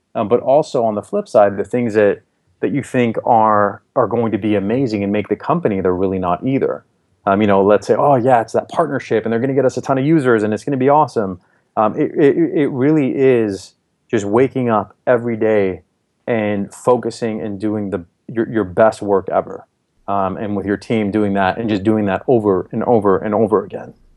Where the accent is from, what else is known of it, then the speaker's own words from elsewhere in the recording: Minnesota, United States; moved away as an adult; also born or lived in Boston; now in Bay Area, United States; I grew up in Minnesota, went to school in Boston